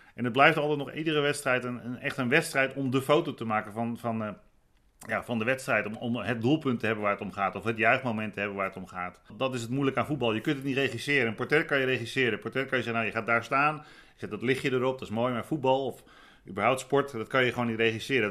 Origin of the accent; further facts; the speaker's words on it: Rotterdam, South Holland, Netherlands; ik kom uit Rotterdam.